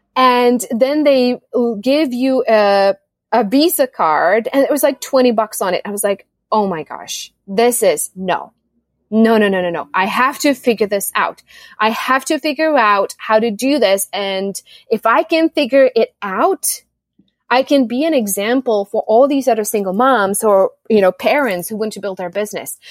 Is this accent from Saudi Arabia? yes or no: no; Czechia; also born or lived in Austin, United States / United States; now in Costa Rica; I was born in the Czech Republic, a dual Czech Republic and US citizen, and now I live in Costa Rica ever since February 2020.